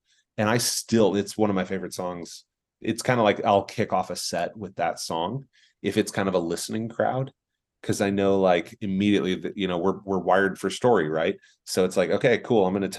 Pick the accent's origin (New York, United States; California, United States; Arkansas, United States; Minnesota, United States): California, United States; San Diego; born there; also born or lived in Germany; I was born in Sunshine. That was San Diego.